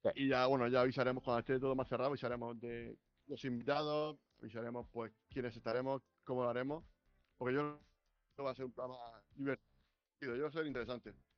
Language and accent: Spanish; Region of Murcia, Spain; Nosotros que somos de Murcia